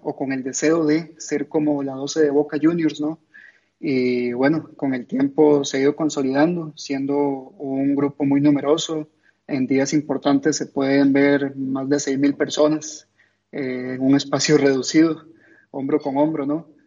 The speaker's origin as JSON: {"language": "Spanish", "country": "Costa Rica", "said": "en toda Latinoamérica, incluyendo en mi país"}